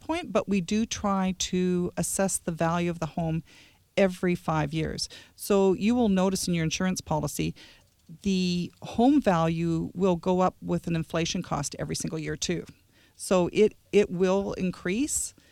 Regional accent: Lower Mainland, British Columbia, Canada; moved away; I'm actually not that far away, Lower Mainland

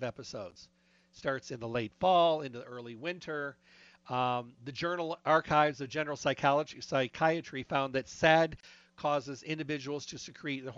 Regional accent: Midwest, United States; moved away; I was raised in the Midwest, but my blood is way too thin

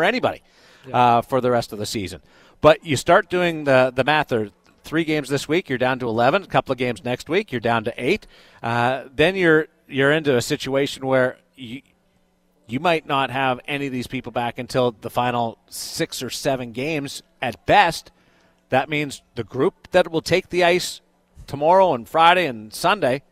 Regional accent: Canada; I'm a Canadian guy

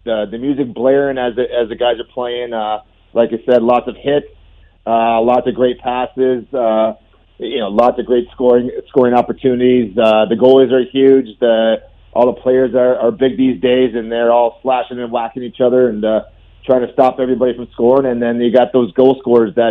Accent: Canada; we're from Canada

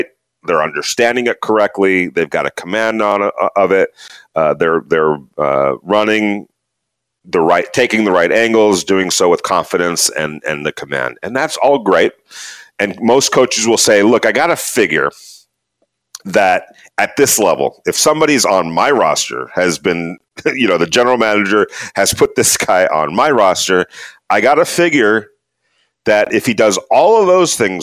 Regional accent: Ventura, California, United States; When I was a kid, grew up in Southern California, and just so happened, 20 minutes from where I grew up, Thousand Oaks, California, I grew up in Ventura

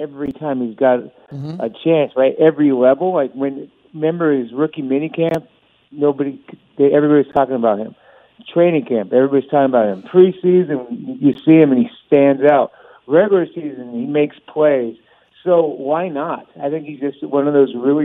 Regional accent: Bay Area, California, United States; I grew up in the Bay Area, and I'm old enough to have been there when there was the Oakland Raiders.

